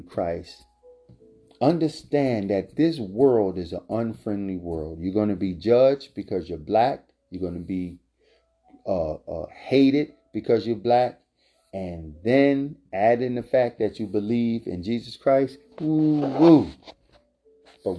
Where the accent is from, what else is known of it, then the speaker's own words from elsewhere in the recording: Philadelphia, Pennsylvania, United States; I'm born and raised in Philadelphia